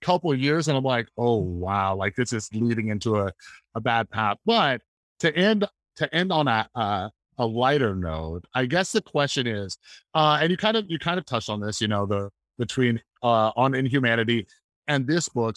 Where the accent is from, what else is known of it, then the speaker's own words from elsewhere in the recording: Las Vegas, Nevada, United States; also born or lived in Central California / Southern California; I was born in Central California, moved down to Southern California, lived in Vegas most of my, most of my life.